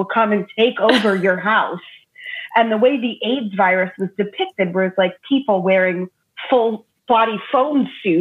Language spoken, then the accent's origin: English; Long Island, New York, United States; But I grew up on Long Island in New York